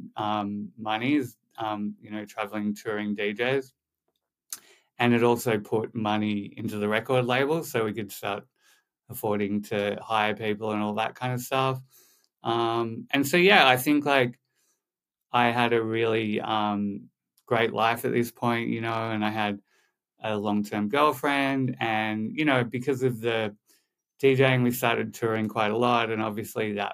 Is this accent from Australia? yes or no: yes; Sydney, New South Wales, Australia; moved away as an adult; now in Malibu, United States; I was born in Sydney, had a pretty normal upbringing, in the eastern suburbs of Sydney.